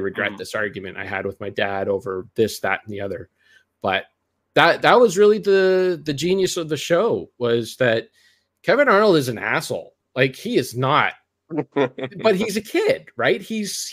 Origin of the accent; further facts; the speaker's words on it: Canada; being Canadian